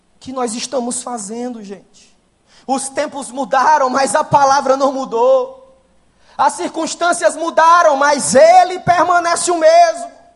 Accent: Ceará, Brazil; Sou do Ceará com muita alegria

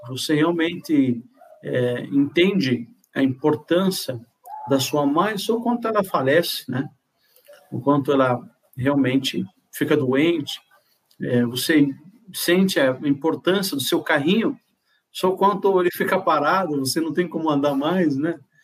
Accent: Morocco; Portuguese is a second language; now in Brazil; Eu nasci em Marrocos, norte da África

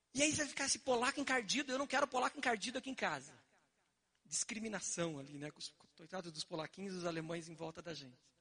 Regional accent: Curitiba, Paraná, Brazil; eu quando era criança, morava ali na Vila Lindóia, no final da rua Roberto Koch

